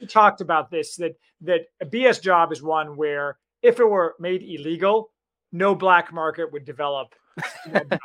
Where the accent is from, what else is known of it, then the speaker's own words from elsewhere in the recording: United States; I'm a American optimist